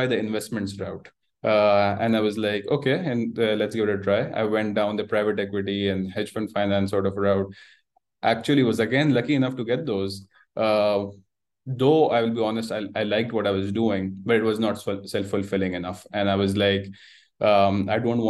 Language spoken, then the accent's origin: English; Karachi, Sindh, Pakistan; moved away as an adult; also born or lived in Canada; I've been born and raised in Karachi, Pakistan